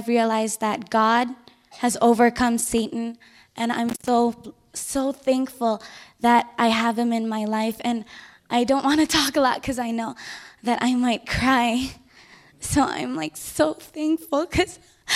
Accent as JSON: {"language": "English", "country": "Philippines", "said": "I'm Filipino"}